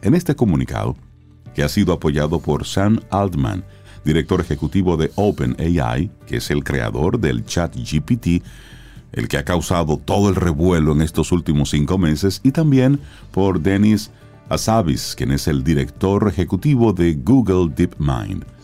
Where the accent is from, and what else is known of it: Dominican Republic